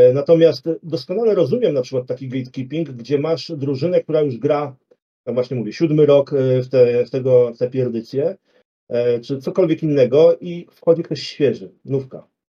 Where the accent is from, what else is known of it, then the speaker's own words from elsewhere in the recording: Warsaw, Masovian Voivodeship, Poland; u nas w Warszawie